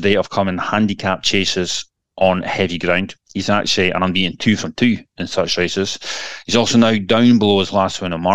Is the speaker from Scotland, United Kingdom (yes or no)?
yes; Elgin, Scotland, United Kingdom; moved away; Elgin City to win at a canter. What a shocker. Unbelievable. My hometown